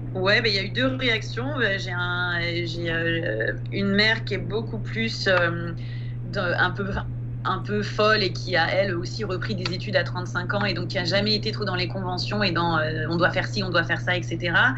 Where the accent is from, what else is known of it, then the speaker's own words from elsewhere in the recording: Île-de-France, France; moved away as an adult; Moi, j'ai grandi en Île-de-France et je suis restée en Île-de-France jusqu'à mes 30 ans